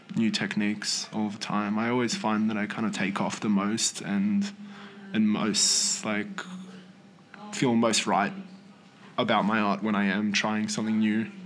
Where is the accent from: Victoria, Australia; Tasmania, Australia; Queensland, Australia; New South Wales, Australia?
New South Wales, Australia; northern; also born or lived in Poland; I'm from northern New South Wales, just from like a little town on the coast there.